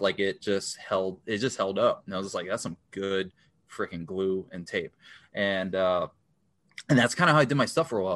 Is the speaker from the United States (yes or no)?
yes; New York, United States; now in Minnesota, United States; I grew up in New York, in the Bronx, New York